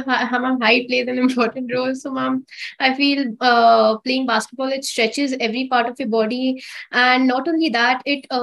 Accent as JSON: {"language": "English", "town": "Kolkata", "region": "West Bengal", "country": "India", "said": "I'm from Kolkata. I'm a 14-year-old."}